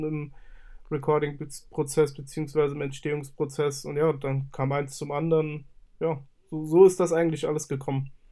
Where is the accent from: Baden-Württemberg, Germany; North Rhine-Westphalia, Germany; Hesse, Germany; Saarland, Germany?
Saarland, Germany; Ich komme aus dem Saarland und bin 27 Jahre alt.